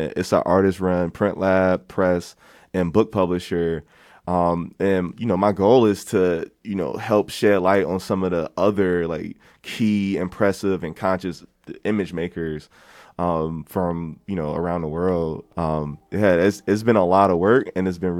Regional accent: Philadelphia, Pennsylvania, United States; in Philadelphia, my hometown where I'm staying right now

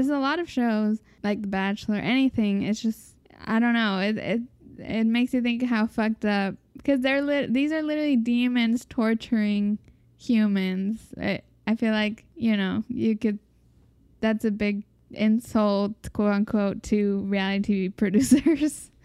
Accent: Mexico; growing up in Mexic

